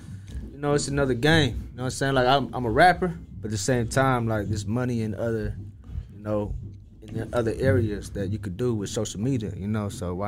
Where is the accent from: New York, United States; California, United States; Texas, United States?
California, United States; Hayward; first language Vietnamese; English is a second language; also born or lived in Vietnam / Stockton, California / Vallejo, California; I'm from the East Bay, so like Hayward, Oakland, you know, like Oakland, Hayward, around there and stuff.